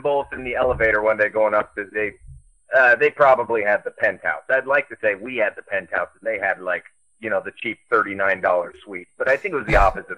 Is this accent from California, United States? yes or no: yes; Manhattan Beach, California, United States; I'm from Manhattan Beach, born and raised